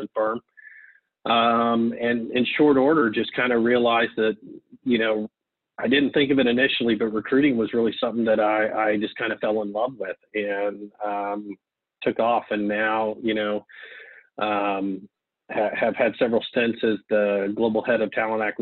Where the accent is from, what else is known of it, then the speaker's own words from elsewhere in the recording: Kansas City, Missouri, United States; I'm growing up in Kansas City, Missouri.